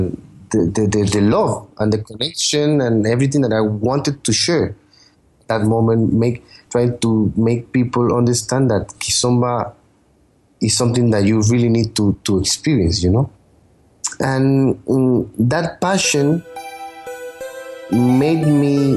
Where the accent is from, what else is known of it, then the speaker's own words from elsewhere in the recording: Panama; moved away as an adult; now in Spain; I was born in Panama. Some of you are from Panama. I live in Spain, but I grew up in Panama. I was there till I moved here to Spain when I was 21.